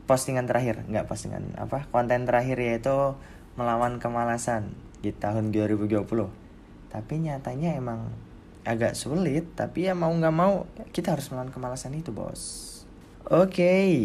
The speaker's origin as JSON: {"language": "Indonesian", "town": "Banjarnegara", "region": "Central Java", "country": "Indonesia", "tie": "born or raised there", "said": "di kampung gua kampung gua di Banjarnegara sana uh, apa agak lorong-lorong tuh ya kayak gang-gang gitu di sebelah rumah maupun di daerah pedesaan"}